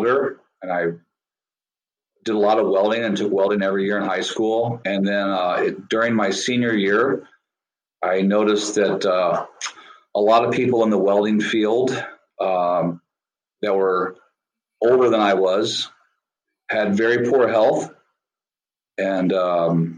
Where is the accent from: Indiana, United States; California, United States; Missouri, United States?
Missouri, United States; just outside of St. Louis; Just outside of St. Louis. The St. Louis metro